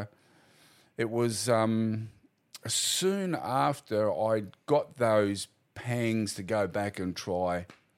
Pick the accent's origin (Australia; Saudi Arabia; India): Australia; Adelaide, South Australia; I was born in Adelaide